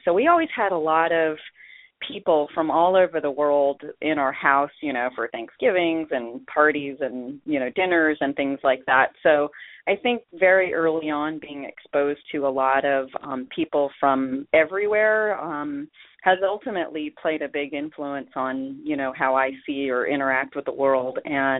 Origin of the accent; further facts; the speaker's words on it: Memphis, Tennessee, United States; also born or lived in Iowa; because I grew up also in Iowa and in Memphis, Tennessee. I grew up in a lot of different geographical zones in the U.S.